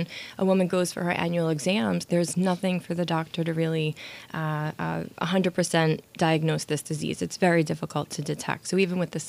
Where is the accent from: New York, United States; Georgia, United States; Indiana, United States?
New York, United States; New York City; born and raised in Brooklyn